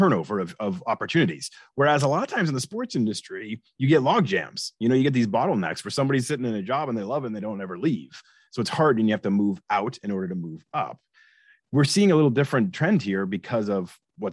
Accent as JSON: {"language": "English", "town": "Boston", "region": "Massachusetts", "country": "United States", "tie": "born or raised there", "also_born_or_lived": "Delaware / Atlanta / Seattle", "moved": "as an adult", "lives_now": "Philadelphia, United States", "said": "I grew up in Boston"}